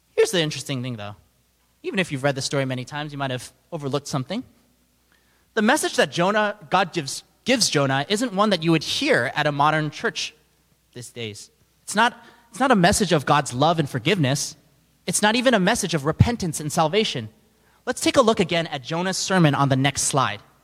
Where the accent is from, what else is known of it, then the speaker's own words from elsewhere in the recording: New York City, New York, United States; I'm from New York City, and we're constantly surrounded by people from all different backgrounds, beliefs.